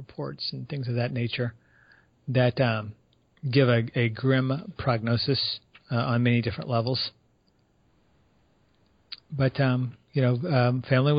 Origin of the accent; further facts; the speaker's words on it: San Antonio, Texas, United States; San Antonio is in Texas. That's my hometown